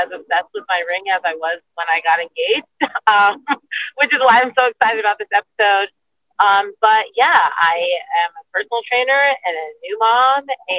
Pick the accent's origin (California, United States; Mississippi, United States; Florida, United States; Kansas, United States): California, United States; Temecula; now in Memphis, United States; I usually tell people San Diego, but that's just for people who don't know California. If you do know California, I grew up in the Temecula wine country area. But I've been in Memphis for 5 years, I think.